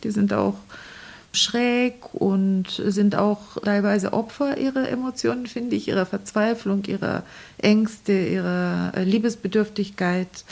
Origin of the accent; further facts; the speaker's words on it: Varna, Varna Province, Bulgaria; German is a second language; also born or lived in Balchik, Bulgaria / East Berlin, Germany; now in Bremen, Germany; Ich bin in Varna geboren und zur Schule gegangen, aber meine Eltern haben in Balchik gelebt